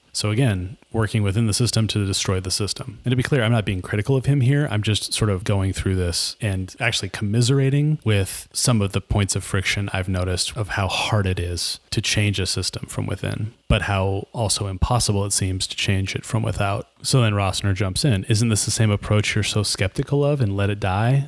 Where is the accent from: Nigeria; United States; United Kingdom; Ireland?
Nigeria; moved away; I'm a Nigerian immigrant artist, cook, and writer